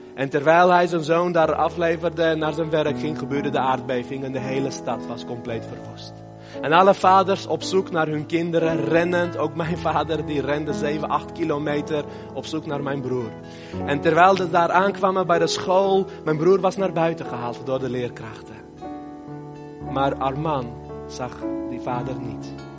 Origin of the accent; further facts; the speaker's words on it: Armenia; moved away; Armenië, het land waar ik vandaan kom